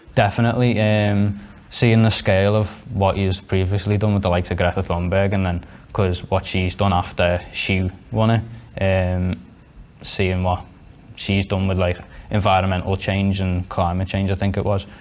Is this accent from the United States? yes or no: no; Liverpool, North West England, United Kingdom; I'm 16 from Liverpool